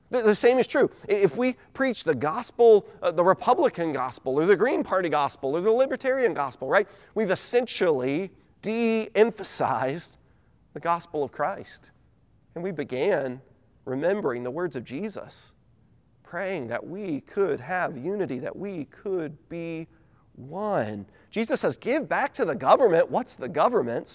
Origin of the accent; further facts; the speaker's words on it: United States; I'm an American.